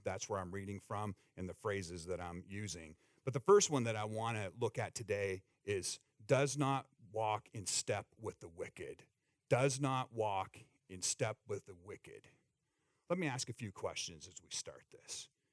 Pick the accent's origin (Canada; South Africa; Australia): Canada; Eastern Canada; now in United States; where I grew up in the Northeast in Eastern Canada along the rivers